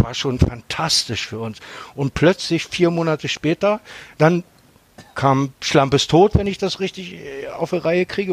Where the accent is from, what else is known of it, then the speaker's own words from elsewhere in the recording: Hanover, Lower Saxony, Germany; ich komme aus Hannover